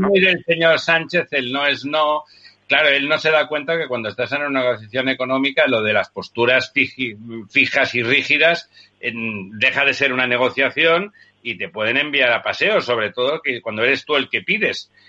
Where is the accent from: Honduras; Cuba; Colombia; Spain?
Spain; somos eh, los españoles